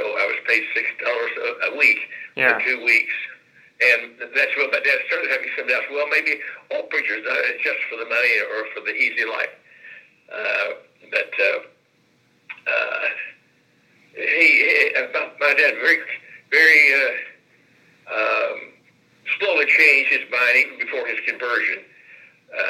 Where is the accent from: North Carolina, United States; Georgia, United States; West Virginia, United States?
West Virginia, United States; Wayne; moved away as an adult; also born or lived in Tennessee; now in Indianapolis, United States; I preached a tent meeting in Wayne, my hometown of Wayne, small town, and on the playground of the grade school where I went almost for 8 years